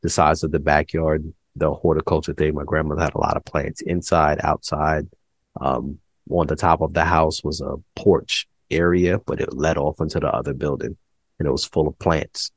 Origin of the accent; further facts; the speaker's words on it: New York, United States; growing up in New York